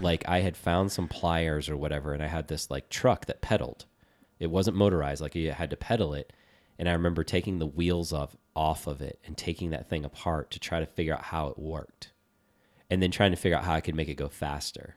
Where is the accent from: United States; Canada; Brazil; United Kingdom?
United States; Virginia; growing up in Virginia